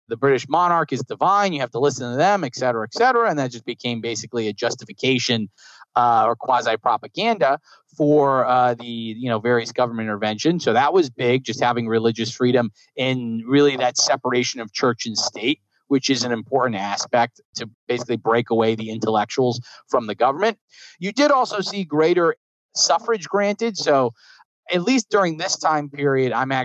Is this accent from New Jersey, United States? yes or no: yes; New Jersey, United States; I grew up in New Jersey